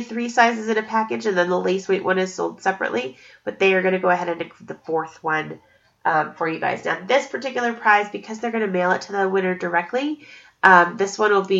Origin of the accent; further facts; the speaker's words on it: Estes Park, Colorado, United States; Estes Park, Colorado, which is my hometown